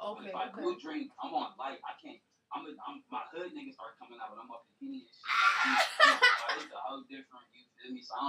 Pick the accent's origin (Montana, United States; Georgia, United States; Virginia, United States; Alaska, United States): Georgia, United States; Atlanta; I'm from the East. I'm from East Atlanta.